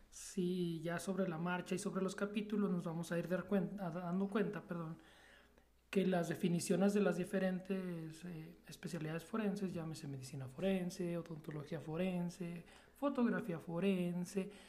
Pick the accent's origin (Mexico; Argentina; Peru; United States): Mexico; aquí como mexicanos somos muy, muy, muy buenos.